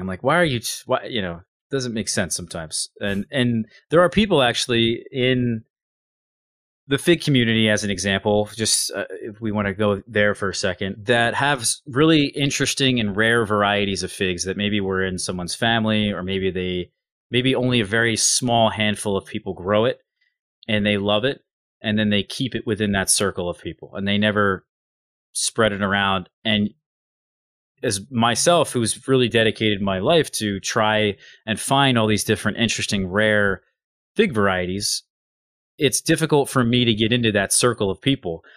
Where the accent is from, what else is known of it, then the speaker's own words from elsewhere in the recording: United States; I'm American